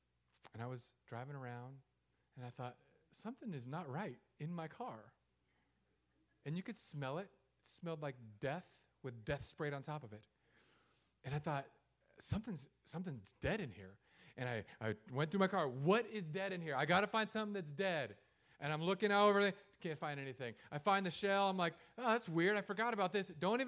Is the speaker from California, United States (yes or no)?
yes; San Diego, California, United States; also born or lived in Hawaii / Los Angeles; because I grew up in San Diego, Hawaii, Los Angeles, and here. That's it. I've only lived in beach cities.